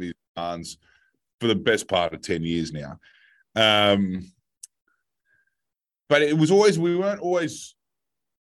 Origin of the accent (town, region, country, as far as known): Australia